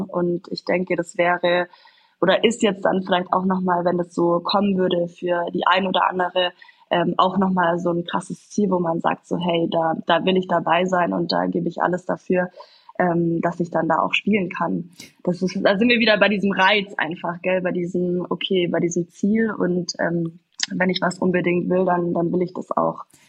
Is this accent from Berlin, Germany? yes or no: no; Kaufbeuren, Bavaria, Germany; bin ich geboren in Kaufbeuren, in der Eishockey-Stadt schlechthin.